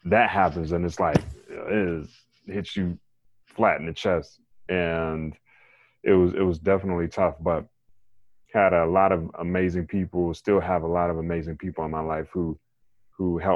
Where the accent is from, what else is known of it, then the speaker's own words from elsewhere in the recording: Raleigh, North Carolina, United States; I am from Raleigh, North Carolina